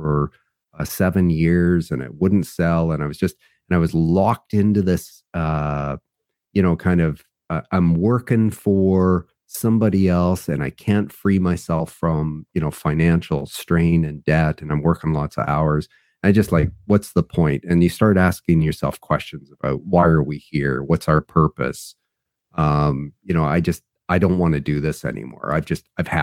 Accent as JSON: {"language": "English", "town": "Vancouver", "region": "British Columbia", "country": "Canada", "tie": "born or raised there", "said": "I was born in Vancouver, British Columbia, Canada"}